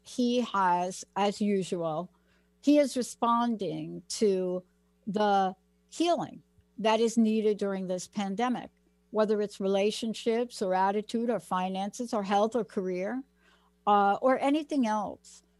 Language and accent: English; New York City, New York, United States; So I'm from the Bronx